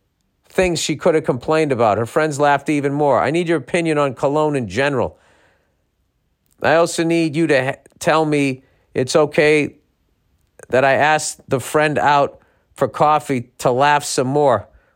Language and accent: English; Texas, United States; I'm from Texas.